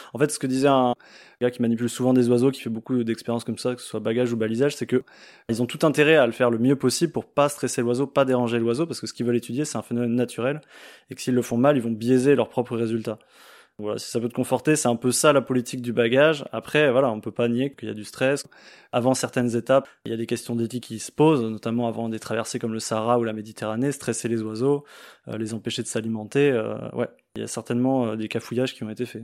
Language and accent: French; France; chez nous en France